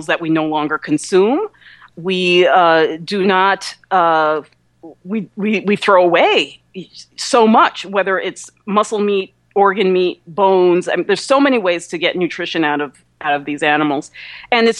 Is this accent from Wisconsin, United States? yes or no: no; New York area, United States; also born or lived in New Jersey; I'm from the New York area, too, and lived in New Jersey for a number of years